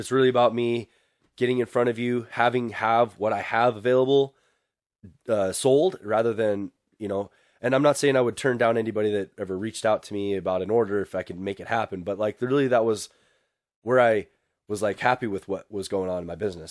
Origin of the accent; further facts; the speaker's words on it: Billings, Montana, United States; I'm from Billings, Montana.